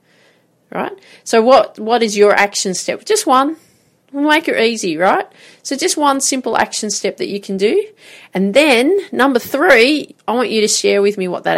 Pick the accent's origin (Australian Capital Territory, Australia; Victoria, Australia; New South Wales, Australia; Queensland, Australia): New South Wales, Australia; Grafton; I grew up in Grafton, so played this tennis tournament